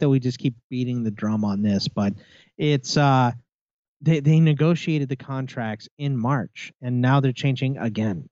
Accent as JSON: {"language": "English", "country": "United States", "said": "I'm an American"}